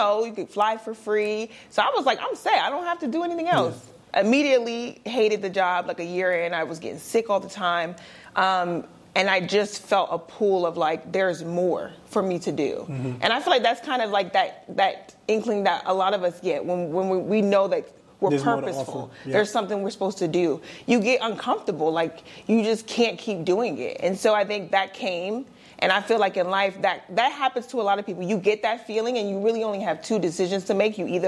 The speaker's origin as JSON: {"language": "English", "region": "Delaware", "country": "United States", "said": "I'm from Delaware"}